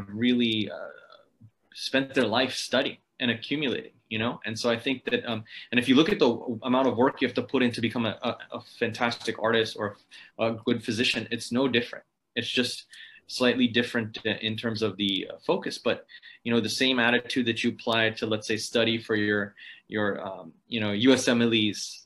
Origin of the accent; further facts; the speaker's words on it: Ohio, United States; I grew up in Ohio, which is, if you're familiar with the United States, kind of in the center of it